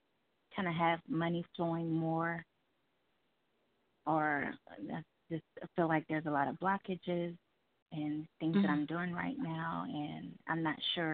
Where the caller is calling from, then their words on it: Dallas, Texas, United States; from Dallas.